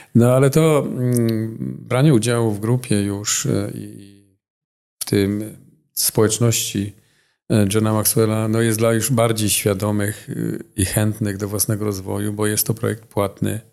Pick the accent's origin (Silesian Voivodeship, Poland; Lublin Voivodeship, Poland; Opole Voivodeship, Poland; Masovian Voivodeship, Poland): Silesian Voivodeship, Poland; accent: Silesian; Jako Ślązak mam jakieś jeszcze i akcent